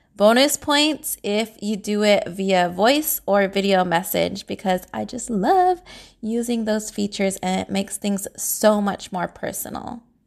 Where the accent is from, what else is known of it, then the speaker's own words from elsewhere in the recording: San Jose, California, United States; I was born and raised in San Jose, California.